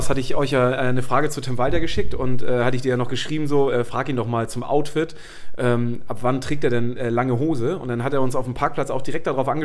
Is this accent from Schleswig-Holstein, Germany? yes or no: yes; Schleswig-Holstein, Germany; ich bin ja aufgewachsen oben im Norden und ich bin damals zum HSV halt immer mit diesen, mit diesen Zügen gefahren